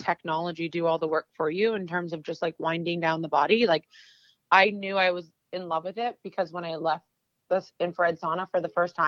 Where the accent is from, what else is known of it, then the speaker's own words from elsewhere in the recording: Canada; moved away as an adult; now in New York, United States; I'm originally from Canada